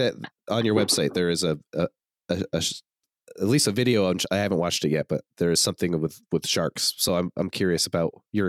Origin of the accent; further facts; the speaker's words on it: Vermont, United States; moved away; I grew up in Vermont and just swam in freshwater